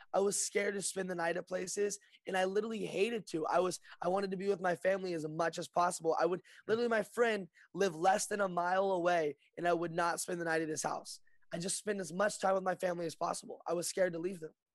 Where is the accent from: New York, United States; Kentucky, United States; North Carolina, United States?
Kentucky, United States; Lexington; moved away as an adult; now in Burbank, United States; I'm born and raised in Lexington, Kentucky, and I just moved to uh, Burbank